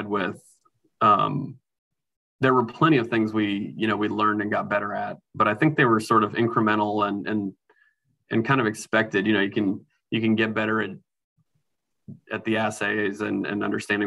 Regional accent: Norfolk, Virginia, United States; I grew up in Norfolk, Virginia

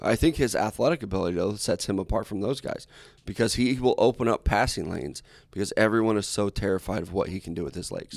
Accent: Midwest, United States; I was raised in the Midwest.

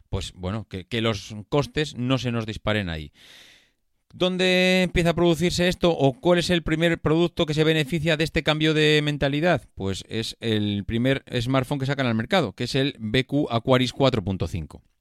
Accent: Madrid, Community of Madrid, Spain; Si tú has estudiado en Madrid y somos de Madrid.

